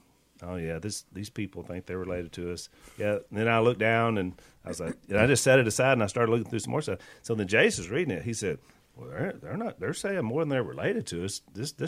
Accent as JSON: {"language": "English", "region": "Wisconsin", "country": "United States", "said": "I'm from Wisconsin."}